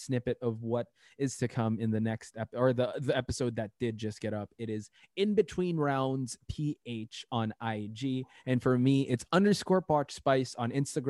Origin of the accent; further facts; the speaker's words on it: Philippines; Because we're Filipino, dude.